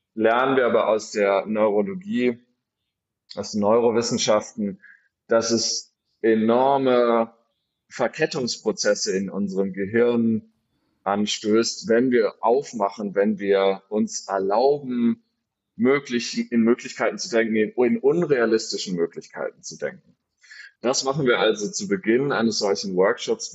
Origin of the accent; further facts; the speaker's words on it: Freiburg, Baden-Württemberg, Germany; moved away; also born or lived in Berlin; ich bin gebürtiger Freiburger, komme also aus Süddeutschland